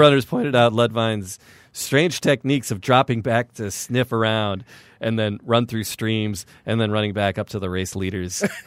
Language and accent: English; Midwest, United States; We're from the Midwest